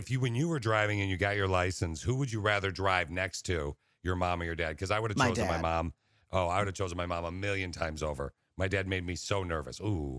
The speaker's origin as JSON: {"language": "English", "town": "Lansing", "region": "Michigan", "country": "United States", "tie": "born or raised there", "said": "So we grew up in the Lansing. We grew up in the Lansing area."}